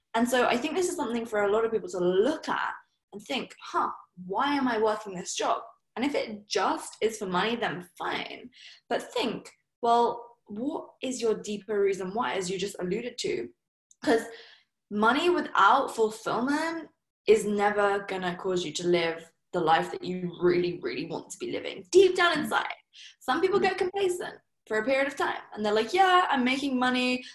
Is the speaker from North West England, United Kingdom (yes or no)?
no; Surrey, South East England, United Kingdom; I'm from Surrey. You know, my parents are probably like the most typical English people you could think of.